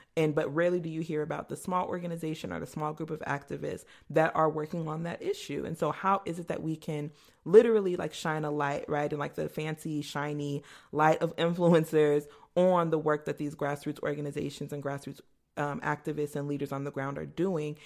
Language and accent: English; Mesa, Arizona, United States; I grew up in a historically segregated area of Mesa, Arizona